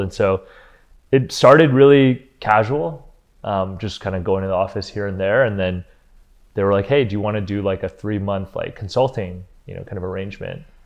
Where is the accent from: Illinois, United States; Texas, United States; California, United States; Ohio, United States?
Ohio, United States; Cleveland; moved away as an adult; also born or lived in Los Angeles; we grew up in Cleveland, Ohio